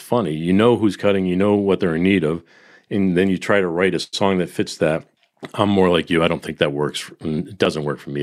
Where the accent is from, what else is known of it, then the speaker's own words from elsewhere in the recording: Boston, Massachusetts, United States; being a Bostonian